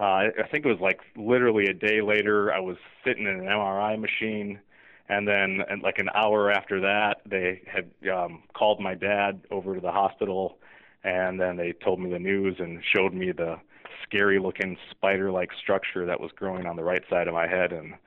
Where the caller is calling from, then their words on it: Rockville, Maryland, United States; I'm actually sitting in my office in Rockville, Maryland right now, but I live just right outside of Washington, D.C. I'm just, a couple miles outside of the D.C. border in Bethesda.